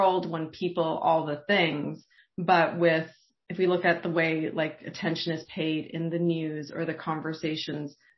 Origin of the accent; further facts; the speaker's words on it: Canada; growing up here as a Canadian kid